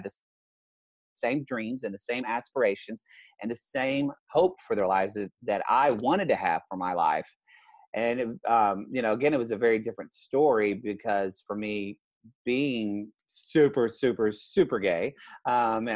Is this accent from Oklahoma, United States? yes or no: yes; Southern Oklahoma, United States; now in Los Angeles, United States; I grew up in Southern Oklahoma in the 80s